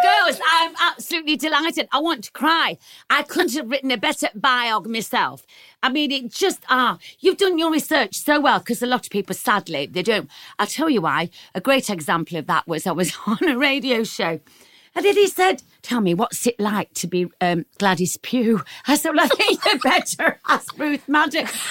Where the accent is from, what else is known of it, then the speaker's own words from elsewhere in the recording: Nottingham, East Midlands, United Kingdom; grew up in Nottingham.